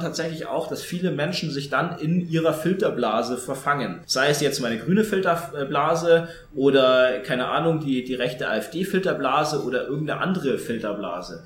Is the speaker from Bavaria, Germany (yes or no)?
yes; Tegernsee, Bavaria, Germany; also born or lived in Munich